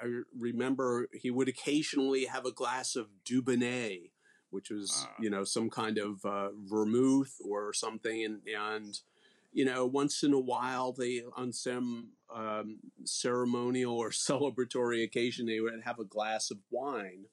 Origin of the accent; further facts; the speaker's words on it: Nassau County, Long Island, New York, United States; also born or lived in Chicago / Austin; I grew up in Nassau County